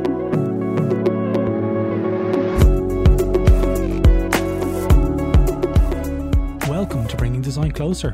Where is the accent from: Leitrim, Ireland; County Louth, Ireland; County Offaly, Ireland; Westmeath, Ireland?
County Louth, Ireland; Drogheda; I'm originally from Drogheda, where I grew up